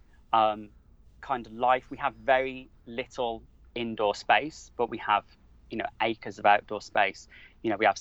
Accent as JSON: {"language": "English", "town": "Wolverhampton", "region": "West Midlands", "country": "United Kingdom", "tie": "born or raised there", "moved": "yes", "lives_now": "Devon, United Kingdom", "said": "I grew up in Wolverhampton, which is smack bang in the middle of the country"}